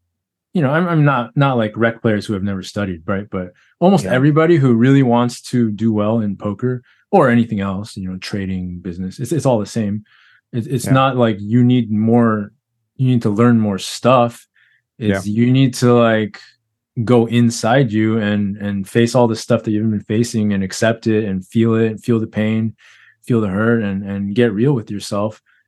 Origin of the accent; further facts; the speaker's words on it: Texas, United States; I grew up in Texas.